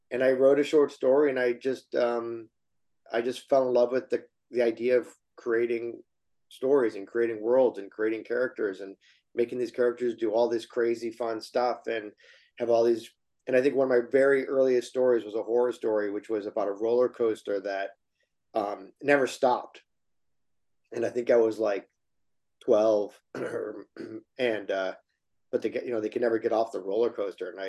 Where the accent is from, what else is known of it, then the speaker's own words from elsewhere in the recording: Detroit, Michigan, United States; Yeah, I'm from Yeah, the okay. Detroit area.